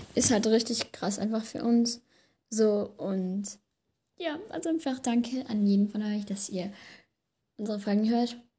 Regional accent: Germany; Also wir sind ja beide aus Deutschland, also aus Deutschland halt, wohnen beide in Deutschland

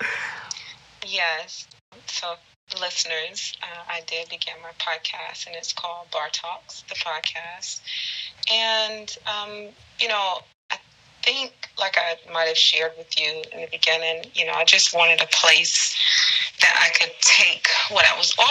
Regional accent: North Carolina, United States; also born or lived in Philadelphia, Pennsylvania; I'm originally from North Carolina. And I guess you can plug Philly. I was actually born in Philly, but I went to school in North Carolina. I'm a Carolina girl.

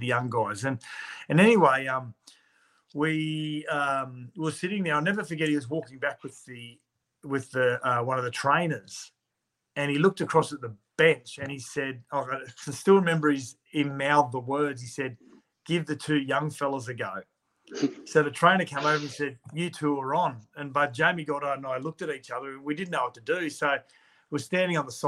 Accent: Gold Coast, Queensland, Australia; the Gold Coast. That was my hometown

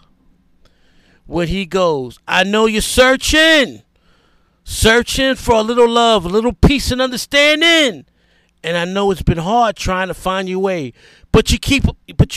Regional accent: New York City, New York, United States; first language English; growing up in the South Bronx as a little boy from 1975 to 1981, the years I was 7 to 13.

